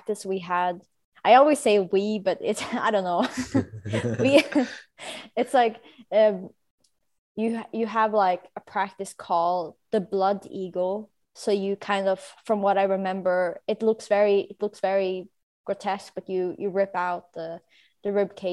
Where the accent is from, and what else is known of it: Norway